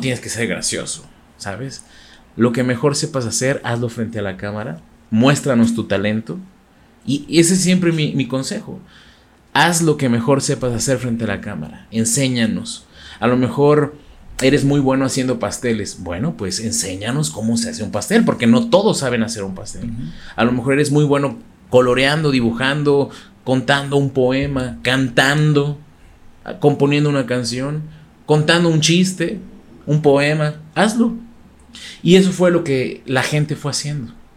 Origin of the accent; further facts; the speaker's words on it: Mexico; ser de los primeros mexicanos en abrir un canal de YouTube